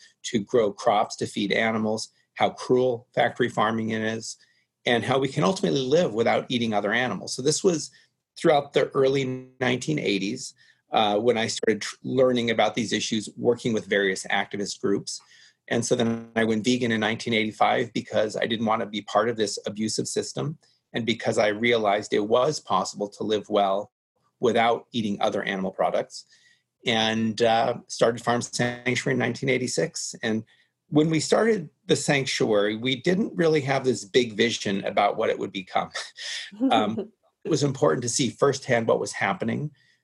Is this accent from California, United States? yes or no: yes; Los Angeles, California, United States; I grew up in the Hollywood Hills in California and I was near Griffith Park